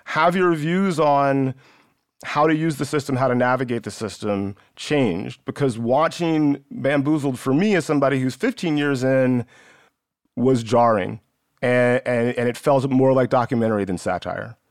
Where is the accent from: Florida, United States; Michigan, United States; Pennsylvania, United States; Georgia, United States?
Georgia, United States; West Central; I grew up in West Central Georgia.